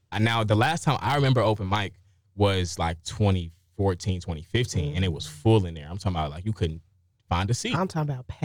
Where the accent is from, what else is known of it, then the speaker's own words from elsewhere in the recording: Chicago, Illinois, United States; about my experience growing up on the South Side of Chicago.